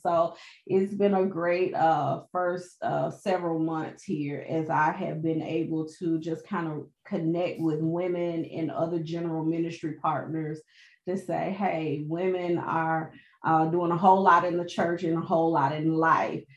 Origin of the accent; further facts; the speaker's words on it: Birmingham, Alabama, United States; also born or lived in Charleston, South Carolina / St. Thomas, U.S. Virgin Islands; I am originally from Birmingham, Alabama